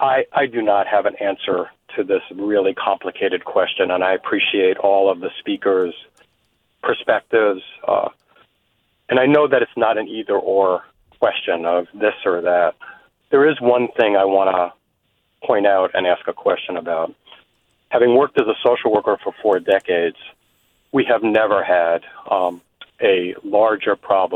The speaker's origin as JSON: {"language": "English", "town": "San Francisco", "region": "California", "country": "United States", "said": "from San Francisco, and I'm a social worker."}